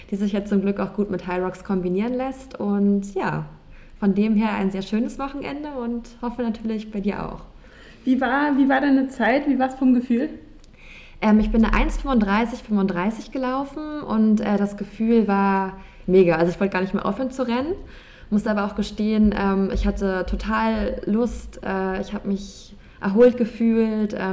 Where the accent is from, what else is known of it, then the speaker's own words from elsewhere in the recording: Berlin, Germany; ich bin 29 Jahre alt und ich bin in Berlin geboren, ich bin hier aufgewachsen ähm, und lebe auch immer noch hier